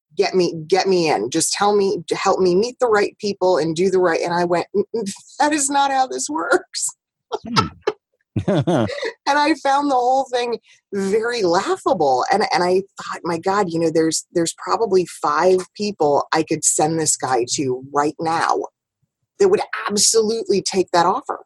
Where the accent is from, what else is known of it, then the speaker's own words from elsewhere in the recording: New York, United States; moved away; also born or lived in West Coast; I'm still very much a New Yorker. That that New York drive, that New York hustle, has never left me